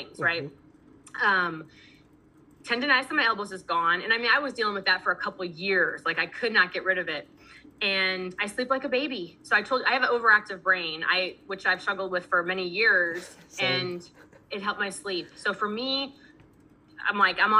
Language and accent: English; Missouri, United States; I'm from Missouri